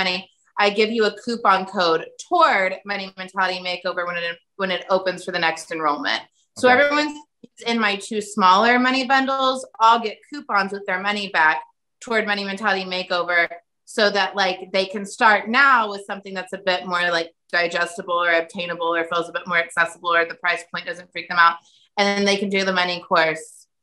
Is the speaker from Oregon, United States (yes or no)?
no; Sand Springs, Oklahoma, United States; moved away; I grew up in Sand Springs, the tiny, tiny town outside of Tulsa